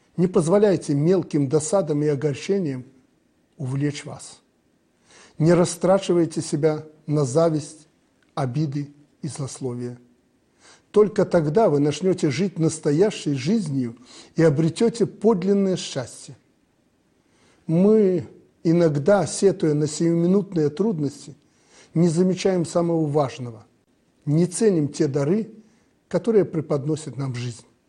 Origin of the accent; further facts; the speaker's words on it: Belarus; Мы, белорусы